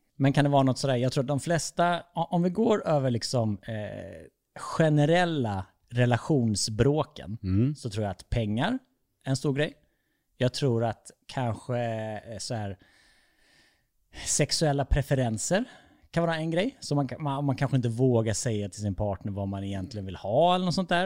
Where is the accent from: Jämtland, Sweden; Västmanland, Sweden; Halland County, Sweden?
Halland County, Sweden; Falkenberg; jag är uppväxt i Falkenberg